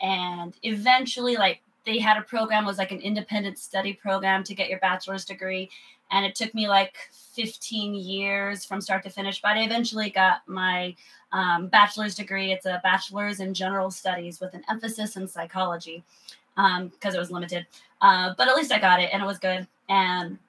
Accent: Southern Idaho, United States; now in Austin, United States; I was born in Idaho. I was a poor kid in Idaho

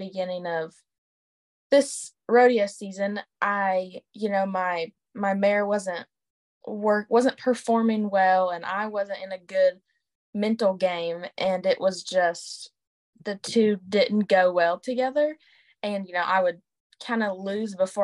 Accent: Florida, United States; I'm from Florida

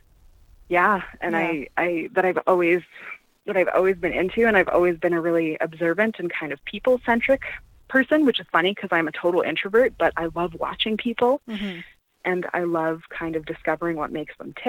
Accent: Canada; I'm a first-generation Canadian, so my parents aren't from here

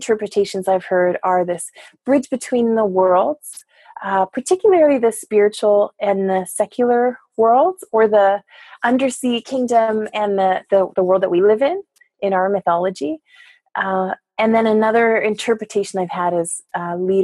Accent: Port Hardy, British Columbia, Canada; now in Nanaimo, Canada; in the Gwasan Nakwitow community in Port Hardy, which is where I grew up on the north end of Vancouver Island, British Columbia.

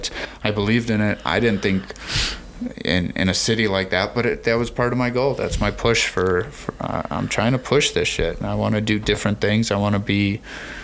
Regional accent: Chicago, Illinois, United States; I'm a Chicagoan

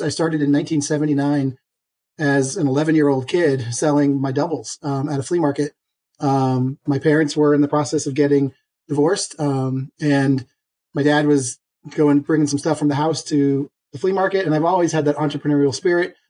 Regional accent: Boston, Massachusetts, United States; as a Bostonian

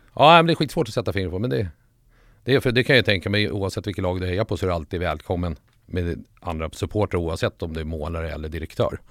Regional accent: Solna, Stockholm County, Sweden; also born or lived in Sundsvall; Jag föddes i Sundsvall men morsan och den sidan av släkten var ju från Solberga. Där fanns det lite Bajen redan. Sen när vi flyttade till Stockholm, typ i lågstadiet. Ja, vi flyttade till Solna, Huvudsta närmare bestämt

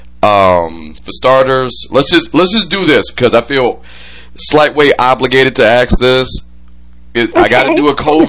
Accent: Detroit, Michigan, United States; out of my family, I'm from Detroit. I am the only one from Detroit

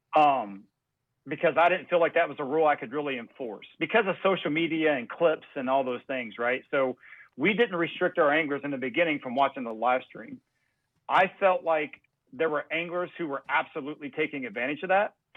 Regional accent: United States; I grew up on the Ohio River

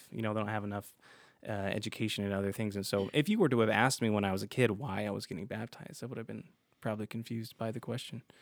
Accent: Utah, United States; You know, growing up in Utah, obviously there's a lot of Mormons here, so that's what most people did

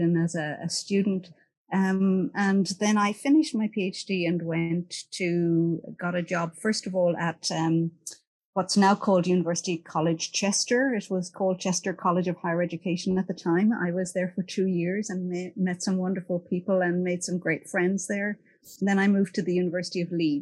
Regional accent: County Kilkenny, Ireland; I am from a small village in County Kilkenny.

